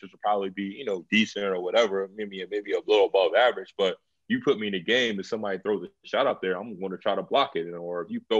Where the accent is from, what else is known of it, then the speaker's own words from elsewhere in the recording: United States; for all of us, you know, as Americans